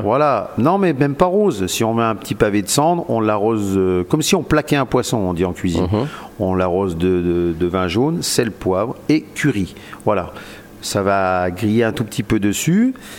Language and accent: French; Jura, Bourgogne-Franche-Comté, France; comme on est jurassien